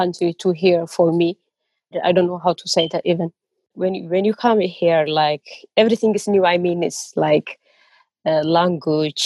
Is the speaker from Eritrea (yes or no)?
yes; Eritrea; now in Birmingham, United Kingdom; I'm from Eritrea